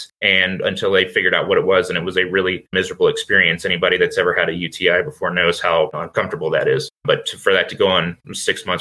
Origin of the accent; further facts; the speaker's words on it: Virginia, United States; I was born in Virginia in 1997